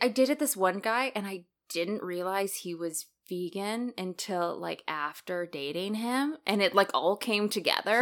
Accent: Canada; I grew up in Canada, I'm more associated with that culture

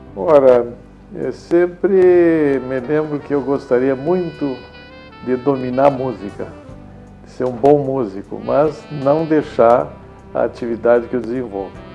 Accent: Rio Grande do Sul, Brazil; accent: fronteiriço; also born or lived in Cachoeira do Sul / Santana do Livramento / Porto Alegre / Santa Maria; Então eu me considero fronteiriço, eu me criei na fronteira. Né? O sotaque é fronteiriço

